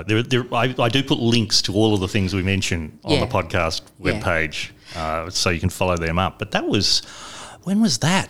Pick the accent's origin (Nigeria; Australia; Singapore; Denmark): Australia; south of Adelaide, South Australia; I grew up on a dairy farm south of Adelaide.